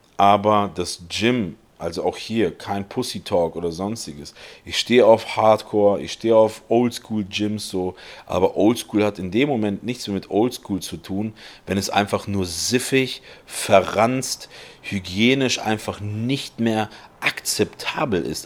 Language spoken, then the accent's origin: German; Germany; wir sind Deutsche